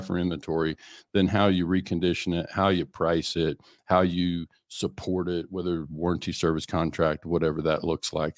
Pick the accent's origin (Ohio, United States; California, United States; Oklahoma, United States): Oklahoma, United States; I was in Oklahoma